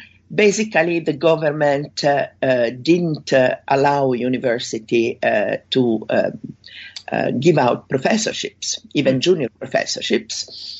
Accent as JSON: {"language": "English", "town": "Milan", "region": "Lombardy", "country": "Italy", "tie": "born or raised there", "said": "I grew up in Milano, Italy, and I got interested in philosophy very early."}